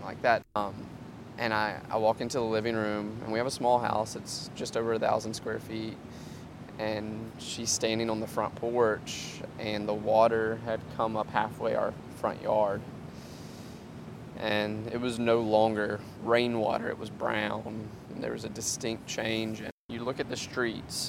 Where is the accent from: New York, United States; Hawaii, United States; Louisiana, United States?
Louisiana, United States; Denham Springs; Growing up in Denham Springs